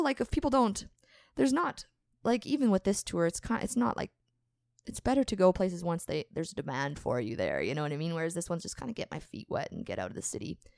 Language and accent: English; Morden, Manitoba, Canada; we grew up in Morden, playing together